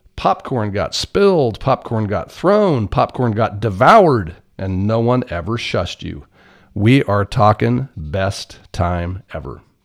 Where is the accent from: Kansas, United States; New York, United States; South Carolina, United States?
Kansas, United States; Blue Rapids; moved away; Blue Rapids, my hometown